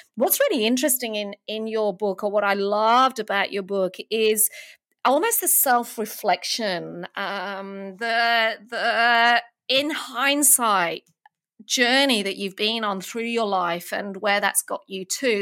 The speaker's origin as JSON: {"language": "English", "country": "United Kingdom", "moved": "as an adult", "lives_now": "Melbourne, Australia", "said": "I'm from, uh, from the U K originally"}